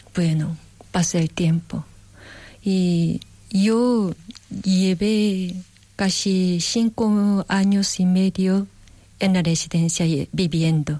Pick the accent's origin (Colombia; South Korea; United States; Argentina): South Korea; Spanish is a second language; moved away; en Corea calculamos la edad un poco diferente que aquí